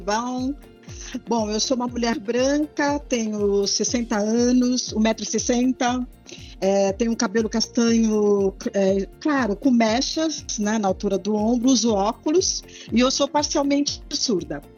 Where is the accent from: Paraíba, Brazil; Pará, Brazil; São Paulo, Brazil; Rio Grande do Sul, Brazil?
São Paulo, Brazil; Santos; moved away as an adult; eu sou da cidade de Santos